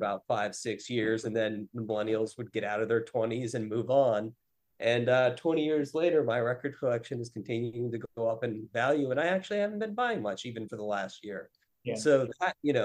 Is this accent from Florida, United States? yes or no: no; Western Pennsylvania, United States; now in Brooklyn, United States; I'm from the Western Pennsylvania area